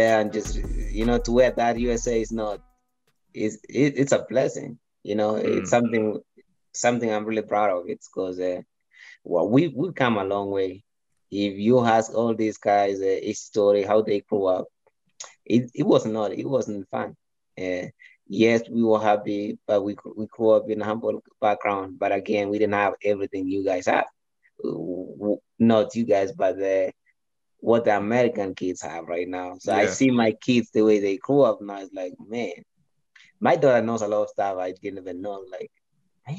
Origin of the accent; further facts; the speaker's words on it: Kenya; moved away as an adult; also born or lived in Iowa; now in Colorado Springs, United States; I was born in Kenya